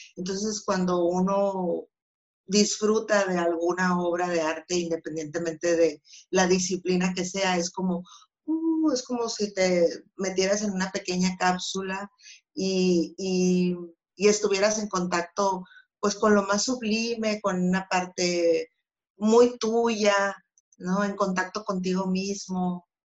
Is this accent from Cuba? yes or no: no; Empalme, Sonora, Mexico; yo nací en Empalme